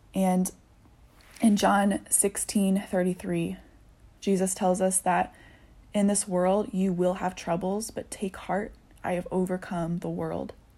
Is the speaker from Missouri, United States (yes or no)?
no; Indianapolis, Indiana, United States; also born or lived in Chicago area; now in Chicago, United States; I grew up in Indianapolis, dancing and going to school